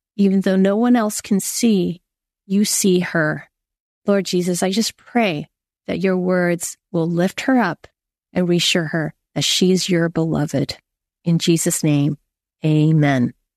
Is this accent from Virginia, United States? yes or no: no; Silicon Valley, California, United States; I grew up in Silicon Valley.